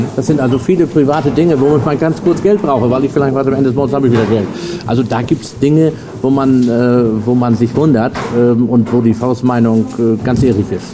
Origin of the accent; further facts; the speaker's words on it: Norden, Lower Saxony, Germany; ich komme ja aus Norden Ostfriesland